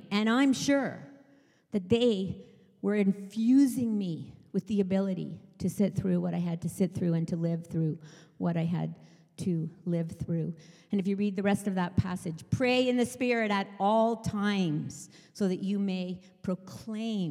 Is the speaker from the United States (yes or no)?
no; England, United Kingdom; moved away; I was British. I was born in England.